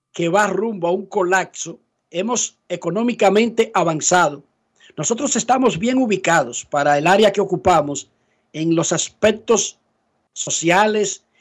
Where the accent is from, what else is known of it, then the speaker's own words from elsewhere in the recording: Santo Domingo Oeste, Distrito Nacional, Dominican Republic; Yo soy de Buenos Aires